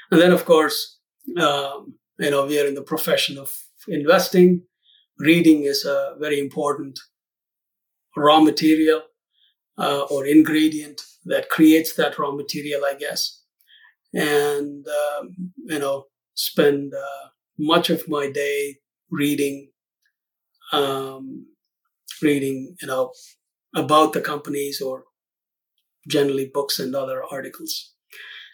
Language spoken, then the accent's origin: English; South India, India; moved away as an adult; now in Lincolnshire, United States; I'm originally from India, South India. I came here in the late 80s to the U.S. as a student